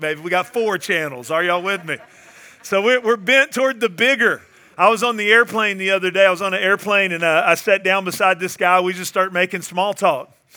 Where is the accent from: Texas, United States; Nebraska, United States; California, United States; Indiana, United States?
Texas, United States; Northeast; moved away; I went back home to my hometown. I grew up in Northeast Texas.